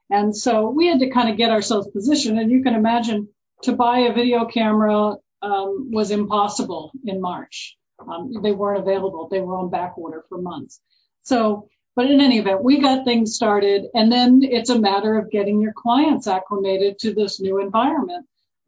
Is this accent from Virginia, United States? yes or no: yes; Virginia, United States; So I'm originally from Virginia.